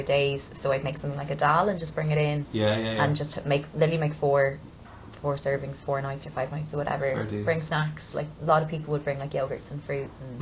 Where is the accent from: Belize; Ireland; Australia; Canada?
Ireland; I'm Irish